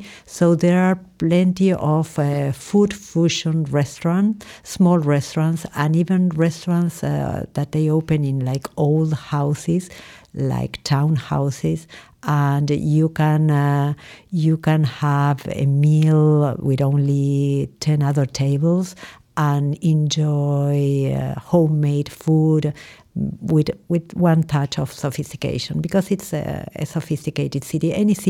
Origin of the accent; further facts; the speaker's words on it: Córdoba, Argentina; I am from Cordoba, from the middle of the country.